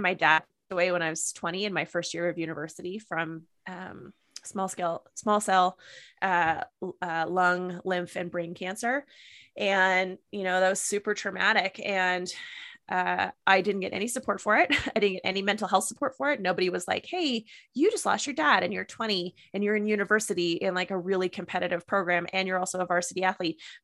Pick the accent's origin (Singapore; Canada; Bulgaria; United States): Canada; Ottawa Valley, Ontario; moved away as an adult; also born or lived in Kingston, Ontario; now in Okanagan, Canada; I was born and raised in the Ottawa Valley in Ontario